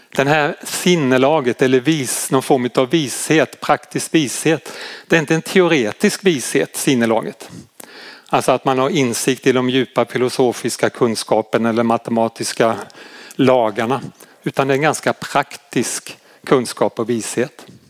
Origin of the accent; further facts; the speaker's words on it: Malmö, Skåne, Sweden; Nu kommer jag ju från Malmö-trakten